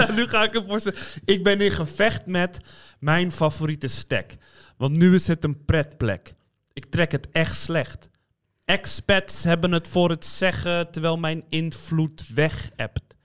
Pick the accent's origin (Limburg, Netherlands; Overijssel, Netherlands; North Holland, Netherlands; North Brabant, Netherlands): North Holland, Netherlands; Amsterdam; accent: Amsterdams; ik ben in Amsterdam opgegroeid